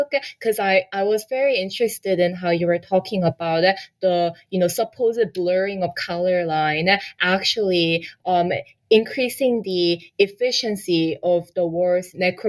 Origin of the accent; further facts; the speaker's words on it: Canada; And then I was educated in Canada. I grew up in Canada.